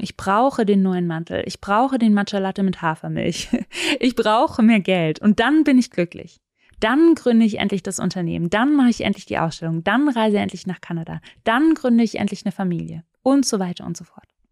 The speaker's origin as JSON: {"language": "German", "region": "Southern Germany", "country": "Germany", "tie": "born or raised there", "said": "Ich bin in Süddeutschland aufgewachsen"}